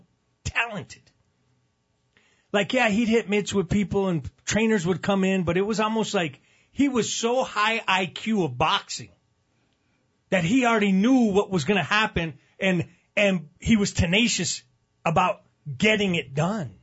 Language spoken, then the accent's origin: English; Albuquerque, New Mexico, United States; proud to be from Albuquerque